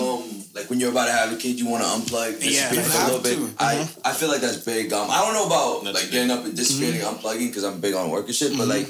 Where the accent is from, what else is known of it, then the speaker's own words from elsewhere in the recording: the Bay Area, California, United States; I'm from the Bay.